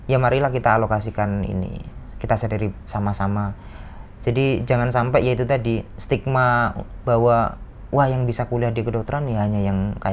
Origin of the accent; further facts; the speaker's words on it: Bojonegoro, East Java, Indonesia; saya aslinya dari Bojonegoro dari Bojonegoro